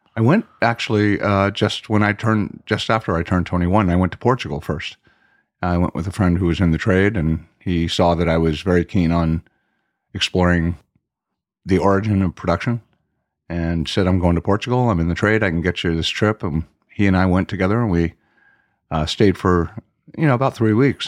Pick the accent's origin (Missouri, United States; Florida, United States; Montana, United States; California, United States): Florida, United States; Miami; moved away as an adult; also born or lived in Washington, D.C.; now in Europe; I grew up in Southwest Miami